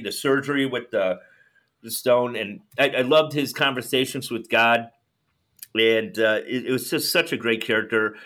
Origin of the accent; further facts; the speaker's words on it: Chicago, Illinois, United States; accent: Chicago; my Chicago accent